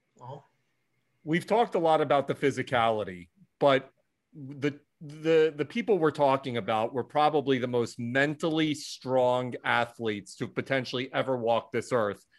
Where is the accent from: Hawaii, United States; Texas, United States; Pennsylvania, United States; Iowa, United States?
Pennsylvania, United States; Philadelphia; moved away; I'm from Philadelphia originally